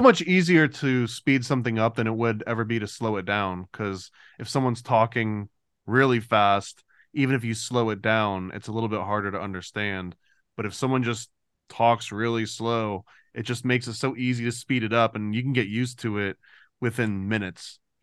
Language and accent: English; United States; as an American